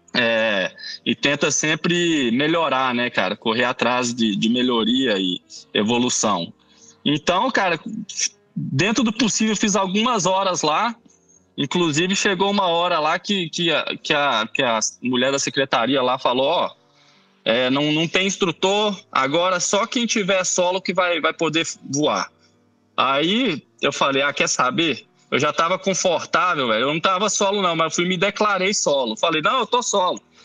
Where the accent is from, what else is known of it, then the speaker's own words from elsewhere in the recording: Belo Horizonte, Minas Gerais, Brazil; eu sou mineiro de BH